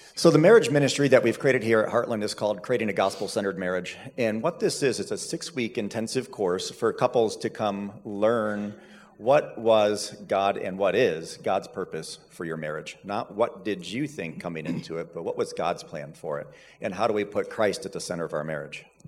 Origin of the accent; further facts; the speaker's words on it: Seville, Ohio, United States; I grew up in Seville, so that's where I've been my whole life for the most part, and went to Cloverleaf High School